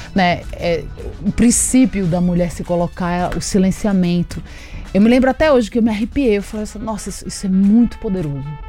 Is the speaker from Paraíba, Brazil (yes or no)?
yes; Agreste of Paraíba, Brazil; now in São Paulo, Brazil; nasci no Agreste da Paraíba